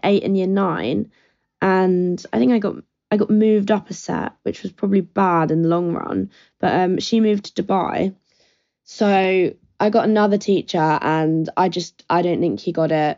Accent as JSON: {"language": "English", "town": "Brighton", "region": "South East England", "country": "United Kingdom", "said": "I'm 21, I'm from Brighton"}